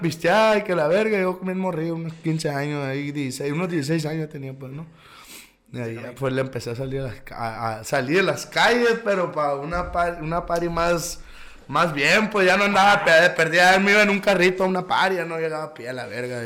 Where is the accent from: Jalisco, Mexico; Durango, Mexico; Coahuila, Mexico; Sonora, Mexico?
Sonora, Mexico; Caborca; Aquí nací en Caborca, aquí sigo